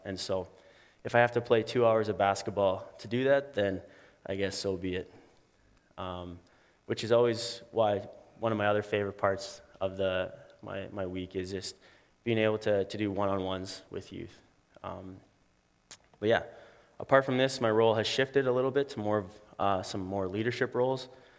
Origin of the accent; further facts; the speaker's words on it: McGregor, United States; I'm just really excited to be joining my hometown at YFC in McGregor.